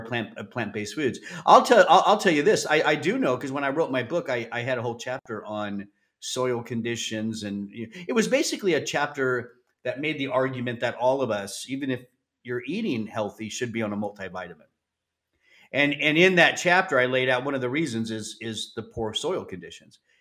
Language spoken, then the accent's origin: English; Southern California, United States; growing up in Southern California